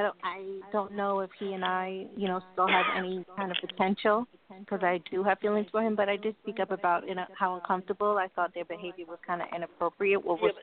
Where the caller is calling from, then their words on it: Long Island, New York, United States; From Long Island.